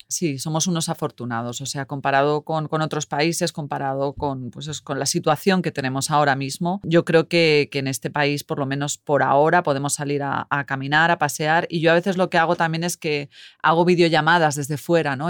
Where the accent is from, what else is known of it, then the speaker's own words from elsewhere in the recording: Madrid, Community of Madrid, Spain; moved away as an adult; now in Helsinki, Finland; soy española, de Madrid y vivo aquí en Finlandia desde hace uh, casi nueve años en Helsinki